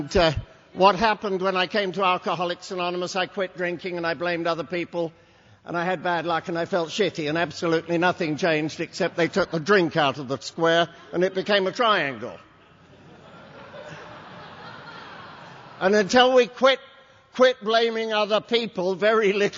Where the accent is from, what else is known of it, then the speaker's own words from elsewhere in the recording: England, United Kingdom; now in United States; English by birth